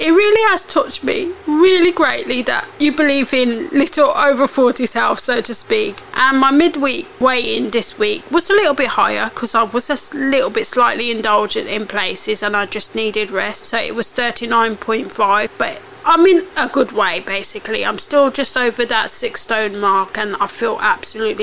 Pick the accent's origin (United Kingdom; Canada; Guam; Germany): United Kingdom; I love being British.